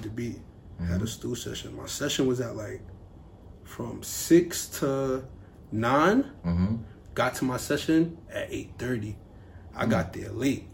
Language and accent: English; New York City, New York, United States; I'm from Brooklyn, you know, the drill shit is heavy out there.